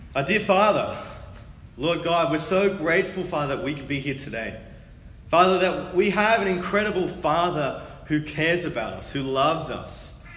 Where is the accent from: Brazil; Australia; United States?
Australia; moved away; also born or lived in Sydney, Australia / Melbourne, Australia; I was born in Sydney, Australia, which is there on the southeast kind of coast.